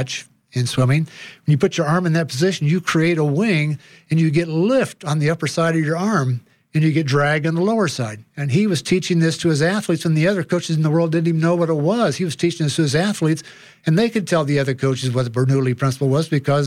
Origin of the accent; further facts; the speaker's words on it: Indiana, United States; moved away as an adult; now in Colorado, United States; I grew up in Indiana